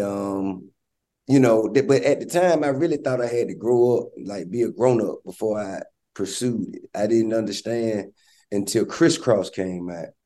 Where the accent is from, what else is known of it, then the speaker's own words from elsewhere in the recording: Atlanta, Georgia, United States; I'm from Bankhead, and you know my my grandmama and all my family have been based there all my life.